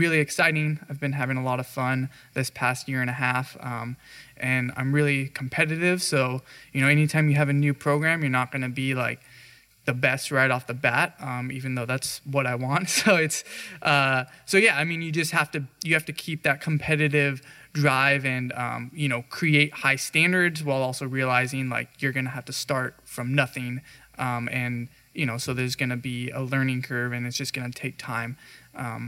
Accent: Central Valley, California, United States; I grew up here. This is my hometown. You know, I grew up a mile and a half from this campus and went to high school

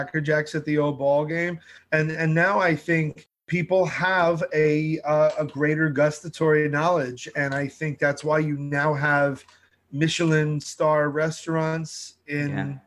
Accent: New York City, New York, United States; I'm a New Yorker

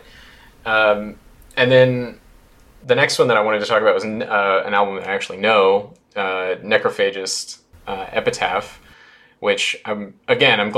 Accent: United States; as an American

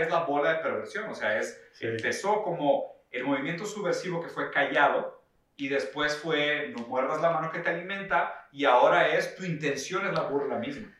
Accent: Brazil; now in San Pedro Garza García, Mexico; yo soy brasileño

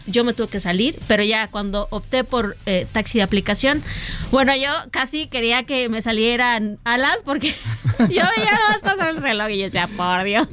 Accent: Mexico; como mexicanos

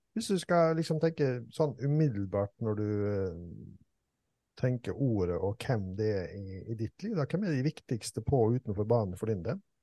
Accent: Langevåg, Møre og Romsdal, Norway; jeg er fra Langevågen

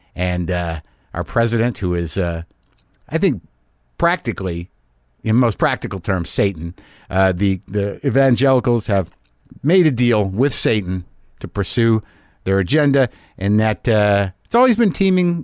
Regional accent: United States; as an American

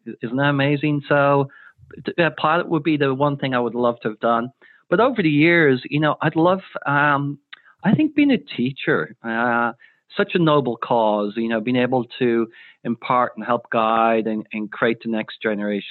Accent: Ireland; growing up in Ireland.

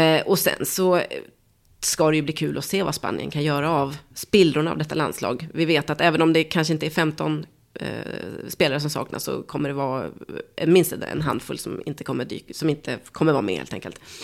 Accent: Sweden; som svensk

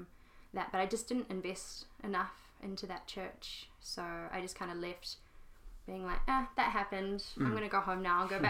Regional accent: Rotorua, Bay of Plenty, New Zealand; also born or lived in Palmerston North; I moved from Rotorua to Palmerston North kind of on my own, with not really any Christian friends.

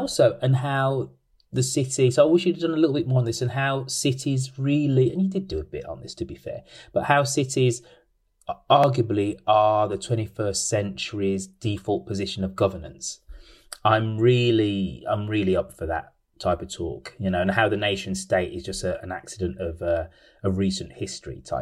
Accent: Birmingham, West Midlands, United Kingdom; I am a proud son of Birmingham

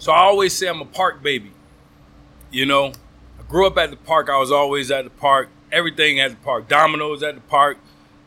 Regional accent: Metairie, Louisiana, United States; moved away; also born or lived in St. Rose, Louisiana; I grew up in Metairie, Louisiana

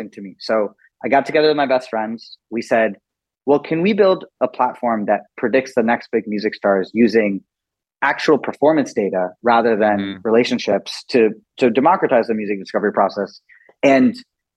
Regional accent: Scarsdale, New York, United States; also born or lived in India / Singapore / Malaysia; We grew up in Westchester County in Scarsdale, New York

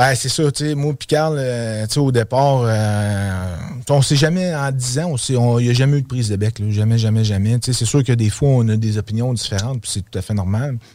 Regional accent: Quebec City, Quebec, Canada; also born or lived in Outaouais; Oui, je suis un gars de Québec. Dans le fond, j'ai grandi à Québec. Je suis né à Québec.

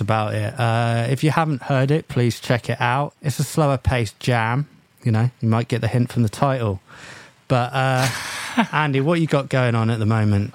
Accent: England, United Kingdom; we're English

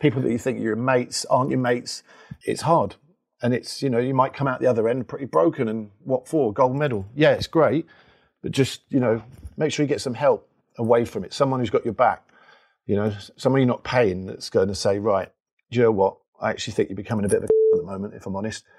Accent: London, United Kingdom; I'm from Labrick Grove, Kilburn

